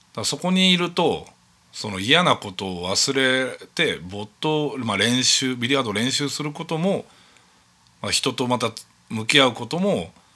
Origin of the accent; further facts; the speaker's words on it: Chūō, Yamanashi, Japan; 中央市のそのお寺でずっと生まれ育って